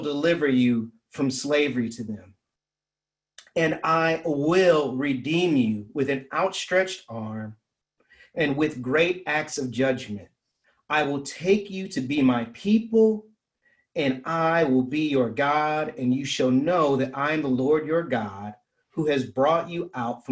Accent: Ann Arbor, Michigan, United States; moved away; my hometown, Ann Arbor

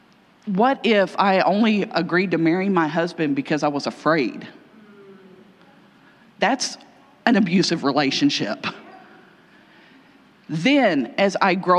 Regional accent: Kentucky, United States; I'm from Kentucky.

